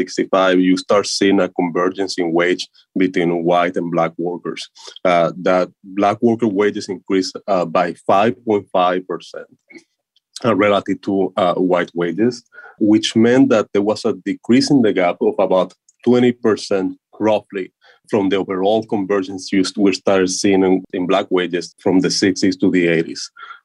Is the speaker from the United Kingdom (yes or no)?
no; Puerto Rico; So I come from Puerto Rico, and Puerto Rico is one of the largest episodes of current disenfranchisement we have right now in the United States.